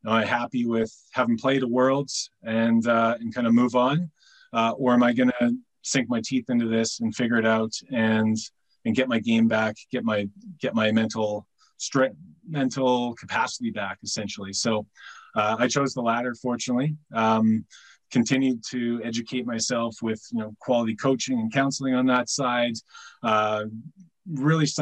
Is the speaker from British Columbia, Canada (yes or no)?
yes; North Vancouver, British Columbia, Canada; I'm from North Vancouver, British Columbia, Canada. So I've grown up playing fast pitch softball